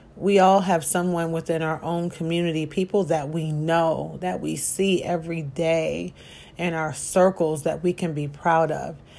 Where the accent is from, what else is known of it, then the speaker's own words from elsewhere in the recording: Chicago, Illinois, United States; I grew up on the south side of Chicago